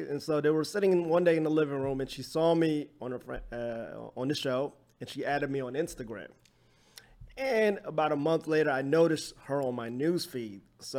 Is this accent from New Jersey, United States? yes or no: yes; New Jersey, United States; now in Los Angeles, United States; I'm originally from Jersey, living